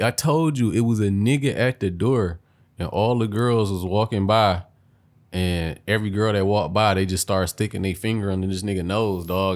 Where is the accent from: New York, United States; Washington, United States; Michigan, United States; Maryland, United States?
Michigan, United States; Detroit; I grew up on the east side, but you know, I've been I'm from Detroit